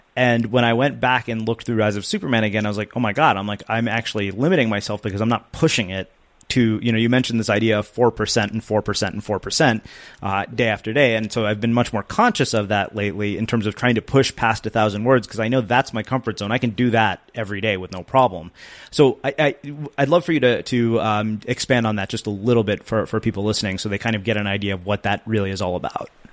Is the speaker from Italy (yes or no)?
no; India; being Indian